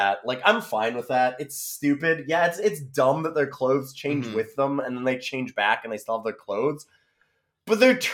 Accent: Canada; I'm Canadian

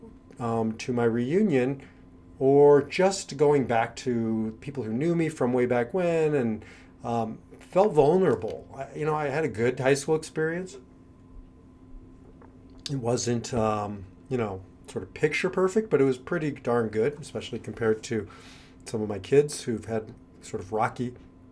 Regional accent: Omaha, Nebraska, United States; moved away as an adult; also born or lived in Kansas / New York; now in Israel; I grew up in Omaha, Nebraska, and I left there when I was 18 years old

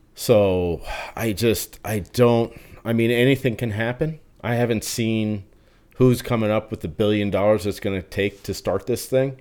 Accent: New Jersey, United States; growing up in New Jersey, it was, like, right across the the bridge.

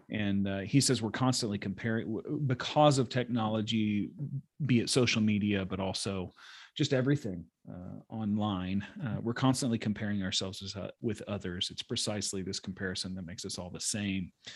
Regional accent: United States; a Christian growing up in America

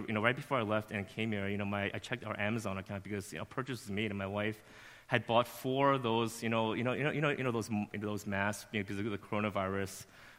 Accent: Flushing, New York, United States; born there; I wasn't born in New Jersey. I was born in Flushing

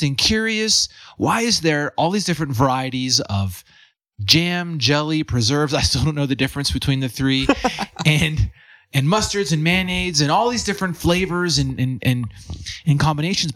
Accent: Western Pennsylvania, United States; moved away as an adult; also born or lived in San Francisco, California / Boulder, Colorado; I grew up in Western PA

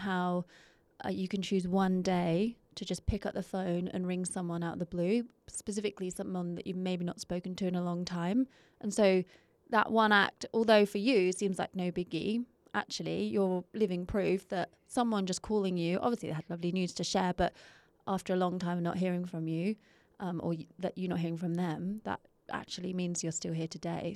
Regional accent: England, United Kingdom; being English

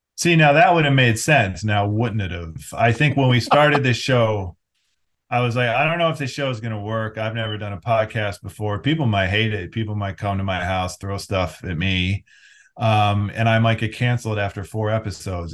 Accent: Cleveland, Ohio, United States; I grew up mostly in the Cleveland area.

